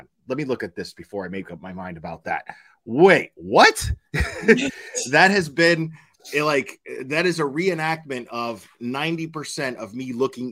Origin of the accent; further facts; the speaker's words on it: United States; I'm here first and foremost as an American